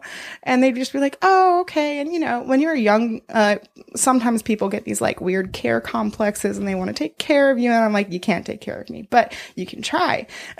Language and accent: English; Boston, Massachusetts, United States; born or raised there